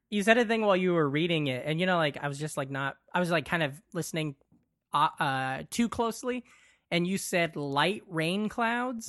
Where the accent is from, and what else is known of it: western Iowa, United States; born or raised there